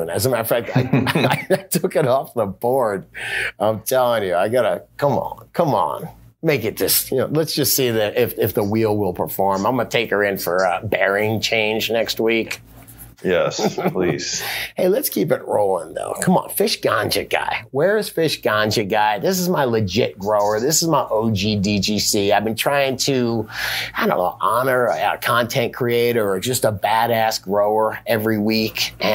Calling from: Oregon, United States; I'm calling from Oregon.

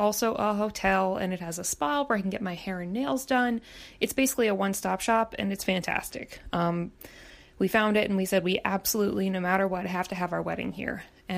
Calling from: Baltimore, Maryland, United States; I'm calling you from Baltimore, Maryland.

